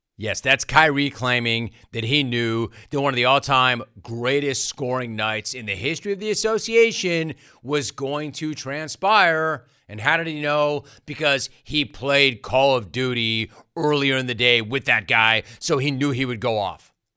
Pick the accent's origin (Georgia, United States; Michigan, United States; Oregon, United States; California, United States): California, United States; also born or lived in Woodland Hills; you and I are both 818 for life